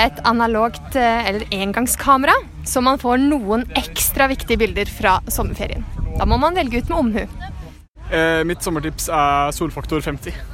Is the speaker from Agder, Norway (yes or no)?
yes; Agder, Norway; Mitt sommertips er, siden jeg er fra Sørlandet, å bade masse, sole seg, spise masse is.